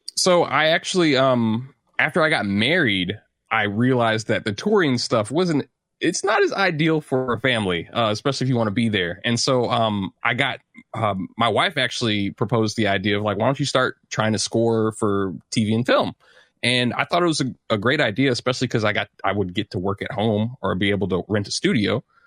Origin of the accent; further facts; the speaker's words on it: St. Louis, Missouri, United States; I grew up in St. Louis, Missouri